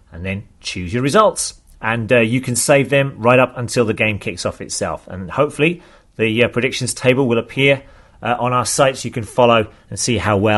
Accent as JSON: {"language": "English", "region": "Kanagawa", "country": "Japan", "second_language": "English", "said": "I'm from Kanagawa in Japan."}